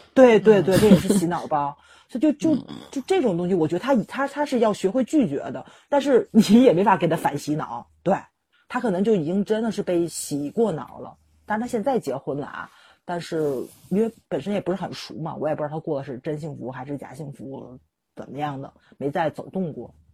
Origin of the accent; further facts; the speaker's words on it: Tianjin, China; 我们天津人